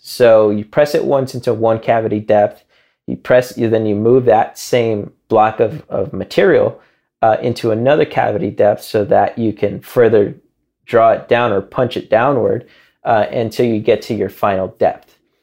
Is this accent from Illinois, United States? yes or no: yes; Chicago, Illinois, United States; moved away; growing up in Chicago